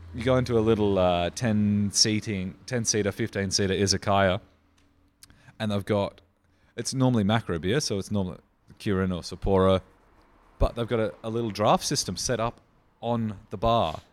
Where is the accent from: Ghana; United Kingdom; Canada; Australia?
Australia; Riverland, South Australia; I grew up in the Riverland